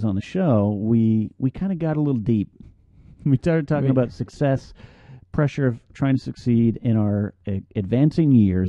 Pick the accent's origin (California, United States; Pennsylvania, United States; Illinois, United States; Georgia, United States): California, United States; Pismo Beach; moved away as an adult; also born or lived in Orange County, California; now in Los Angeles, United States; I grew up in Pismo Beach, California, or the areas around that.